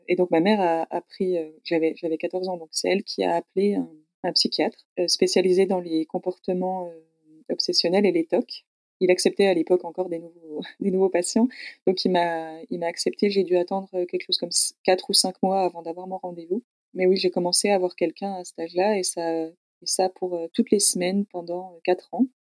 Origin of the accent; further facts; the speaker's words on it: Besançon, Bourgogne-Franche-Comté, France; moved away as an adult; je suis née à Besançon, dans le Doubs, tout à l'est de la France, à la, frontière suisse. J'ai grandi là jusqu'à mes 18 ans